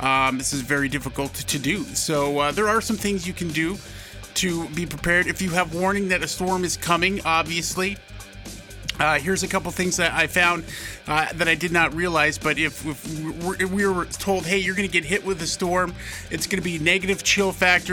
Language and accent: English; Miles City, Montana, United States; my hometown, Miles City, Montana